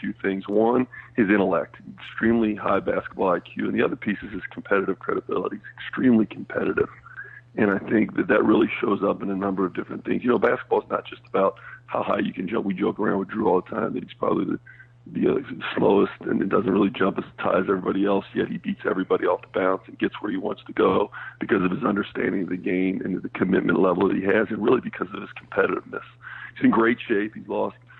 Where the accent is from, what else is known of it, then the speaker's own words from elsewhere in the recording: Kentucky, United States; I'm from Kentucky